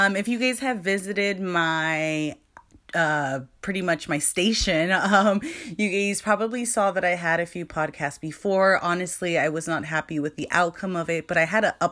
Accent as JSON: {"language": "English", "region": "California", "country": "United States", "tie": "born or raised there", "said": "I was born and raised in California"}